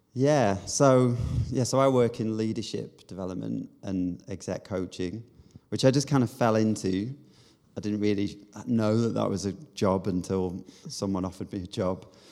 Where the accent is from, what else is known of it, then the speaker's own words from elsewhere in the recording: Manchester, North West England, United Kingdom; moved away; also born or lived in South Korea / Bath; I'm from Manchester originally, or just outside Manchester.